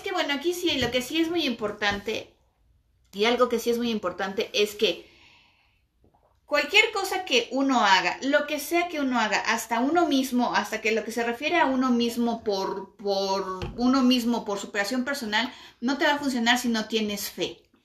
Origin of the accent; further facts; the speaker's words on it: Mexico; nosotros somos mexicanos y vivimos en México